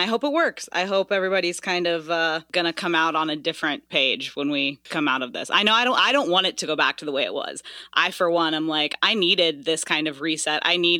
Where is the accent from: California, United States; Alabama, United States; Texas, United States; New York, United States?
Alabama, United States; I grew up in Alabama